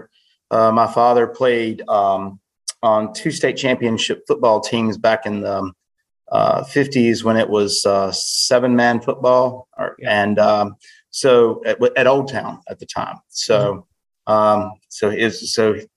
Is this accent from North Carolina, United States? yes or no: yes; Winston-Salem, North Carolina, United States; I grew up near South Fork